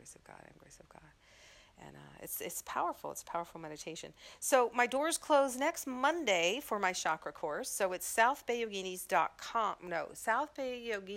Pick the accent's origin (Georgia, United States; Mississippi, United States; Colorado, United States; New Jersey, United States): Mississippi, United States; moved away; coming from Mississippi